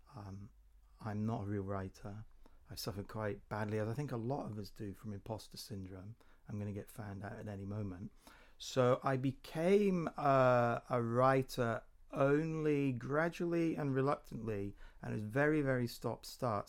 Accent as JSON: {"language": "English", "town": "Corby", "region": "East Midlands", "country": "United Kingdom", "tie": "born or raised there", "also_born_or_lived": "Norwich", "said": "Corby Community Arts in my hometown"}